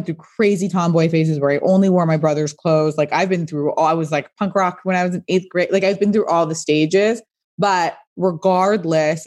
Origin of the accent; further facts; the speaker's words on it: Pasadena, California, United States; I grew up in Pasadena, which is a suburb